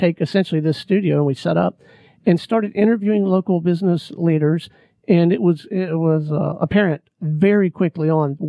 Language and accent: English; Pensacola, Florida, United States; moved away; My hometown, by the way.